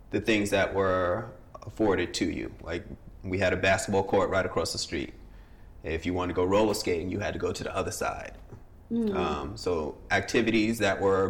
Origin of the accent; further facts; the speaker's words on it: New York, United States; moved away as an adult; also born or lived in Fairfax, Virginia; living in New York